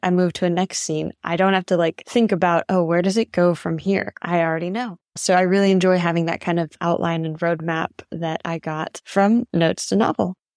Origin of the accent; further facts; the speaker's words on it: Fort Worth, Texas, United States; moved away as an adult; also born or lived in China; now in Thailand; from Fort Worth, Texas